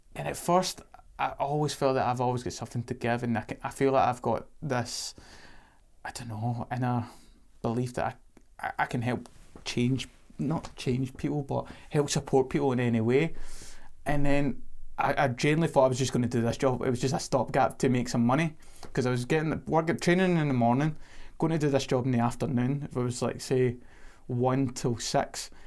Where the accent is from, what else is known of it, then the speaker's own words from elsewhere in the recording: Gourock, Scotland, United Kingdom; moved away as an adult; also born or lived in London; my hometown.